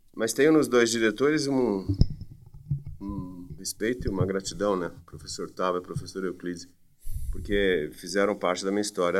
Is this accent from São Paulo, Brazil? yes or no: yes; Campinas, São Paulo, Brazil; Sou de Campinas, sempre morei em Campinas